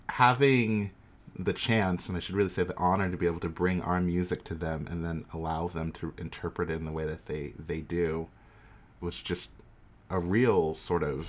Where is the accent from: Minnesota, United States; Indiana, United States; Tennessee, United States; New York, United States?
New York, United States; moved away as an adult; also born or lived in Oakland; I'm from New York, but I'm moving to Oakland next week